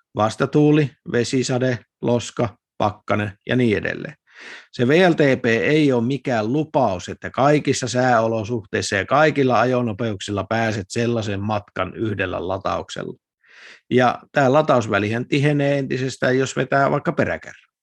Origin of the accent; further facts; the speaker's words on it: Lapland, Finland; moved away; mä kun olen Lapista kotoisin